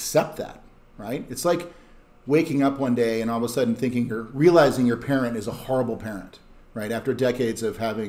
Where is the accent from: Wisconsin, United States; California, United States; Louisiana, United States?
Wisconsin, United States; my home state of Wisconsin